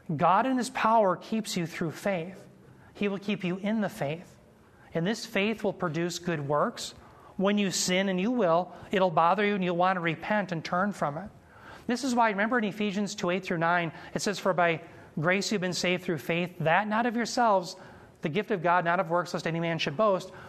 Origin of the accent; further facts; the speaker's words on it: United States; I'm a proud American.